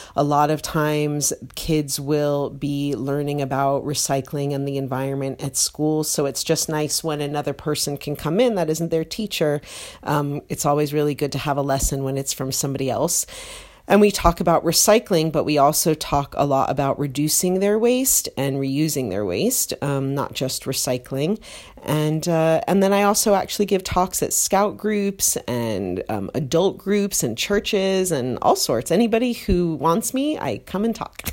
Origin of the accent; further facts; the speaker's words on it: United States; now in United Kingdom; being American